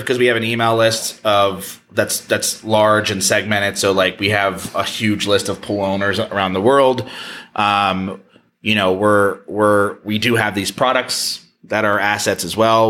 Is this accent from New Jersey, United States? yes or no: yes; New Jersey, United States; I'm from Jersey